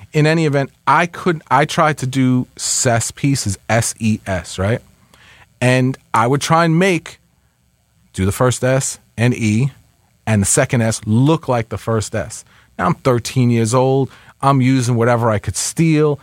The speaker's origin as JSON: {"language": "English", "area": "Westchester", "region": "New York", "country": "United States", "tie": "born or raised there", "also_born_or_lived": "Bronx", "said": "I grew up in Westchester"}